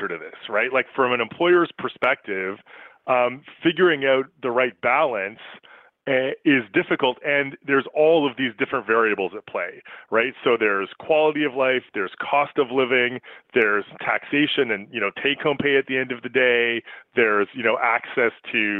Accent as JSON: {"language": "English", "country": "Canada", "said": "as a Canadian and as someone who works in HR"}